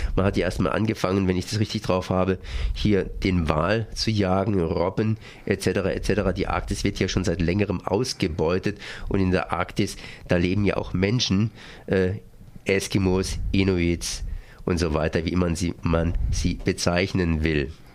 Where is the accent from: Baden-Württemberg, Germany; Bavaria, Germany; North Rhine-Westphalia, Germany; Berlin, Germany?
Baden-Württemberg, Germany; Freiburg; als Freiburger